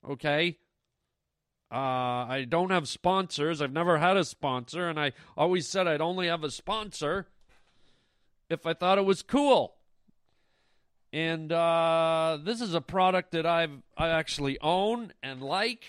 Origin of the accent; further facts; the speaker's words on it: Canada; my hometown of Canada